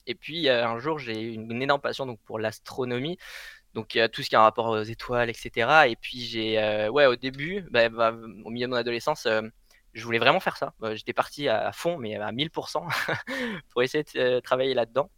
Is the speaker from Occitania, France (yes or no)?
yes; Blandas, Occitania, France; moved away; à Blandas, c'est celui euh, auquel j'ai fini mon, enfance.